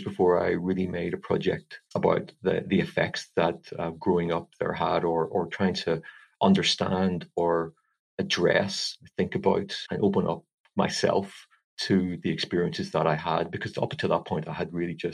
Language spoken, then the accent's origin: English; Belfast, Northern Ireland, United Kingdom; moved away as an adult; I grew up in Belfast, in the east of the city, in a sort of typical working class sort of Protestant area